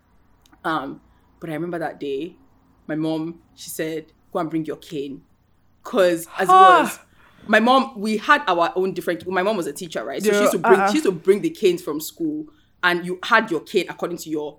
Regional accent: Ikorodu, Lagos, Nigeria; we went to school, we grew up in Ikorodu

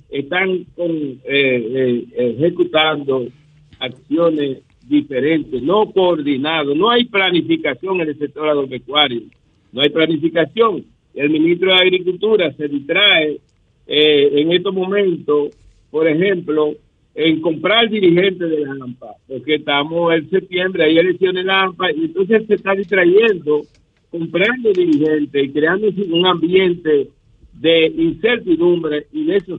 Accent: Dominican Republic; Y nosotros como República Dominicana aquí estamos en capacidad de producir eh, nuestros alimentos

